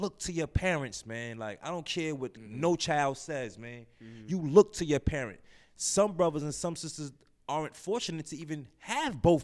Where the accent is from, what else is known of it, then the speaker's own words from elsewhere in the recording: New York City, New York, United States; I'm from Brownsville, man. Born and raised in Brownsville.